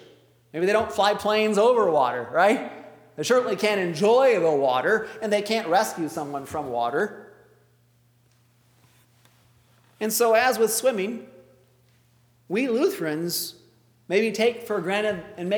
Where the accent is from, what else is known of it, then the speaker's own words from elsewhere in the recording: Traverse City, Michigan, United States; growing up in Traverse City